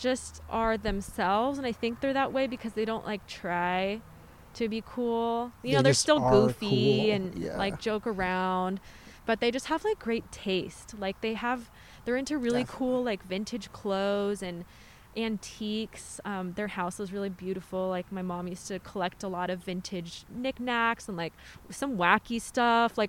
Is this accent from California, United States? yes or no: yes; Riverside, California, United States; I'm from Riverside.